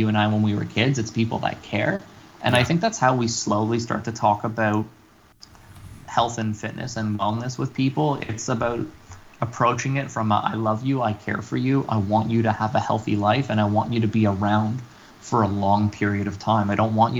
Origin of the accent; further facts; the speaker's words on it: Canada; We're Canadian.